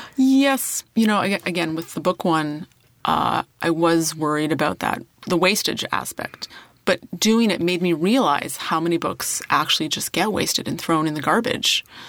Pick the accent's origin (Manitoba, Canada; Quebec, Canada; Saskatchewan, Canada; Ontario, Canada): Saskatchewan, Canada; moved away; my hometown in Saskatchewan